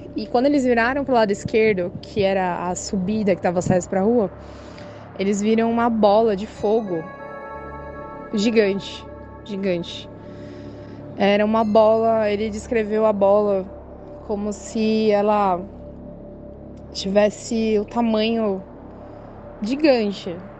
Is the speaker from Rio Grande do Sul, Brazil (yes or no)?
no; Guarulhos, São Paulo, Brazil; eu sou daqui de Guarulhos, São Paulo